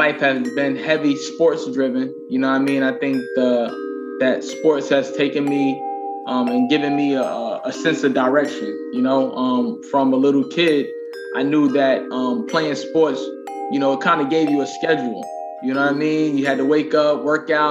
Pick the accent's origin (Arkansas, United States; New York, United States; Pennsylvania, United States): New York, United States; New York City; also born or lived in California; Born and raised in Queens, New York